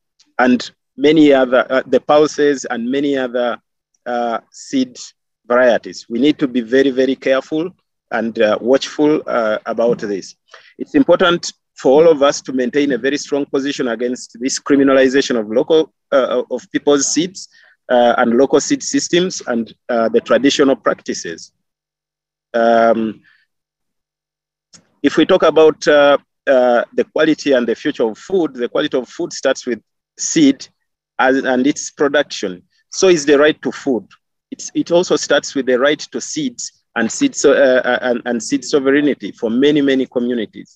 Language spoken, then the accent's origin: English; Kenya; I grew up in Kenya and I lived in Kenya with my great grandmother